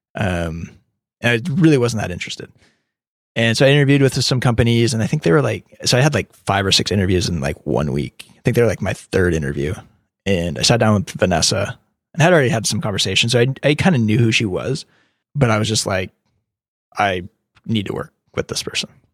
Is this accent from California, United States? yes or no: yes; California, United States; also born or lived in Birmingham, Alabama